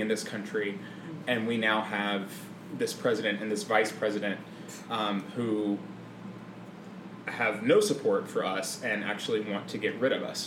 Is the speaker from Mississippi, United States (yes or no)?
yes; Mississippi, United States; moved away; I grew up in Mississippi in a very conservative Christian family